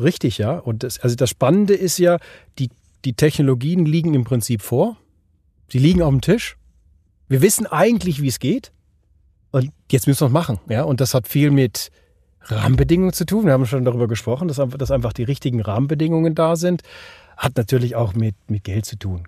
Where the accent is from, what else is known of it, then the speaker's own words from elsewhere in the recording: Switzerland; hier bei uns in der Schweiz